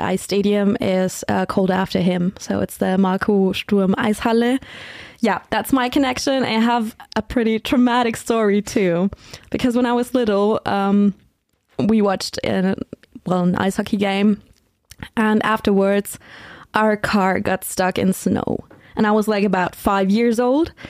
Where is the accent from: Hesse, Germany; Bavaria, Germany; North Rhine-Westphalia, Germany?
Bavaria, Germany; Dingolfing; I grew up in Dingolfing, that's in um, Lower Bavaria